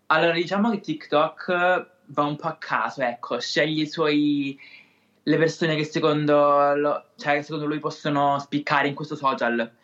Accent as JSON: {"language": "Italian", "town": "Siderno", "region": "Calabria", "country": "Italy", "accent": "Calabrian", "said": "Sono di Siderno, in provincia di Reggio Calabria"}